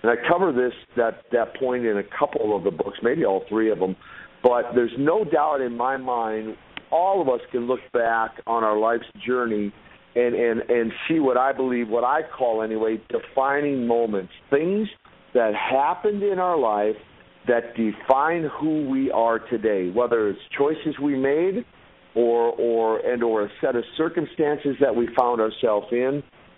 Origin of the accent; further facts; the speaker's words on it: Minnesota, United States; That and the fact that I'm from Minnesota, not from Moscow.